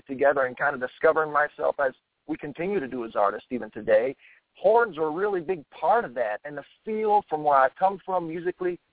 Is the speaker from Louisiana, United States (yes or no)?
yes; South Louisiana, United States; my influence is growing up in South Louisiana.